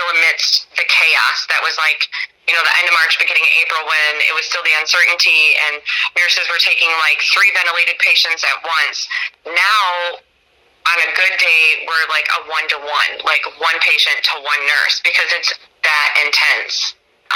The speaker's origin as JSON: {"language": "English", "town": "Mendota", "region": "Illinois", "country": "United States", "moved": "as an adult", "lives_now": "New York City, United States", "said": "I'm from the Chicago area."}